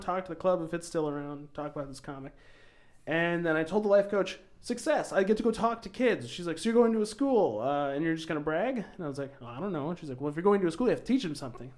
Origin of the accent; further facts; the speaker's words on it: Sioux Falls, South Dakota, United States; also born or lived in Montrose, South Dakota; I was technically born in Sioux Falls